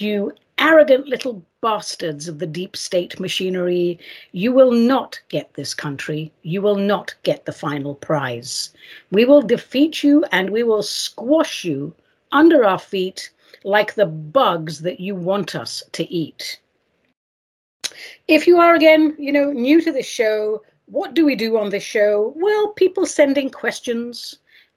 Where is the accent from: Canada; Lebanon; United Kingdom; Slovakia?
United Kingdom; England; moved away; I was raised in England